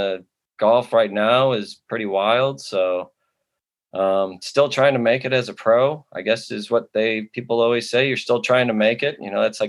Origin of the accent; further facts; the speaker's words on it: Chicago, Illinois, United States; I'm from Chicago area, born and raised